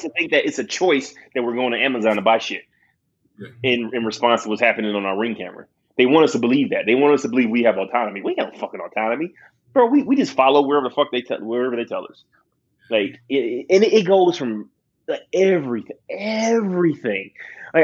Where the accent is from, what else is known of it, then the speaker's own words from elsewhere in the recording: Detroit, Michigan, United States; I grew up in Detroit